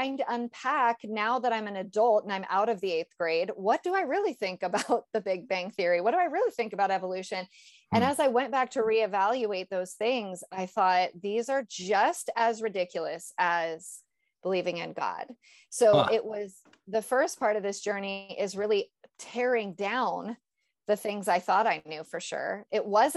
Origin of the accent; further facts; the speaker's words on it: Northern California, United States; I was raised in Northern California